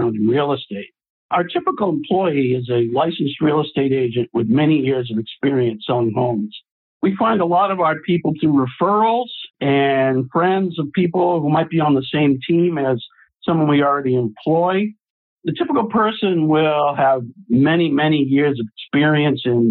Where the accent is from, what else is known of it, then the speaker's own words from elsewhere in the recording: Boston, Massachusetts, United States; now in Atlanta, United States; I'm originally from Boston, Massachusetts, and I'm a graduate of Boston University